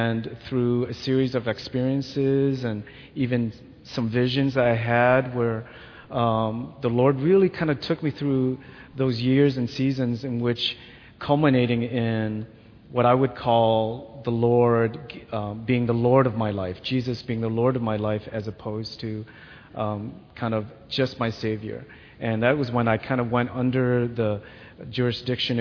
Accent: Wheaton, Illinois, United States; also born or lived in Vietnam; I came as a refugee from Vietnam to United States, and my family and I were resettled here in Wheaton. And I quickly adapted to the life, and I kind of grew up as a Catholic Christian kid in the suburb of Wheaton

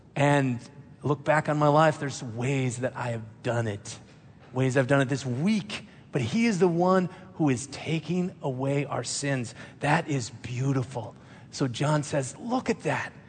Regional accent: Minnesota, United States; I'm a pastor. I grew up in Minnesota.

